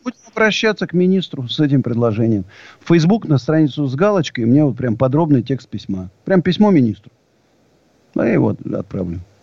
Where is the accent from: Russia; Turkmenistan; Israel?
Russia; Siberia; now in Moscow, Russia; Я сибиряк, так, в общем, и по происхождению, и в душе.